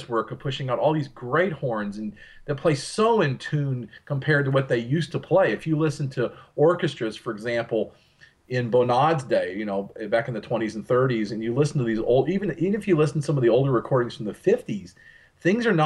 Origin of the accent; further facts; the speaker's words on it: Texas, United States; where I'm from here in Texas